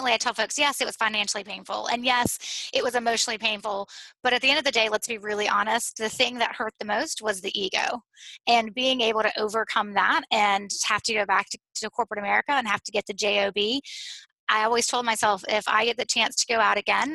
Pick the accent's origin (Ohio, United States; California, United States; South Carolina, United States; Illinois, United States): South Carolina, United States; Greenville; also born or lived in Boulder, Colorado; I originally grew up in Greenville, South Carolina, except for 2 years that I lived in Boulder, Colorado